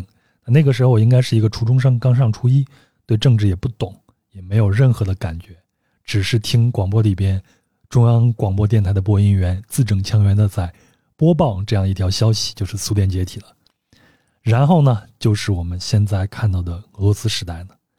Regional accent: Yuxi area, Yunnan, China; 那我的老家呢，可能很多听友也已经知道了，是玉溪地区的一个小城。那我们老家呢，它就盛产黄金。

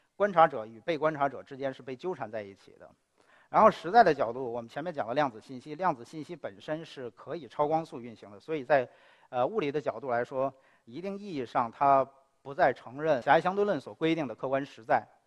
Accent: China; 我是一个中国人

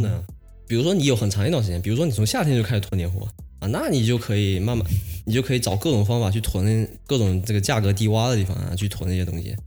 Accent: a county near Fuzhou, Fujian, China; 因为我老家是山里头的，就福州旁边的一个县。我老家的方言呢，跟福州本地的方言差多了

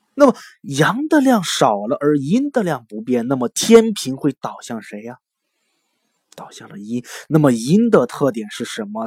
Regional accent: China; 咱们都是中国人

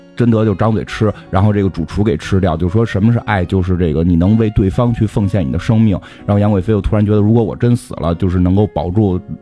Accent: China; 就是我们是中国人

